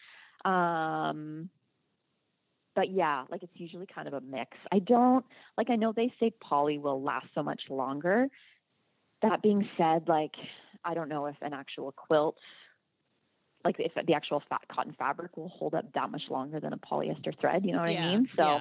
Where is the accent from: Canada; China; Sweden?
Canada; I'm Canadian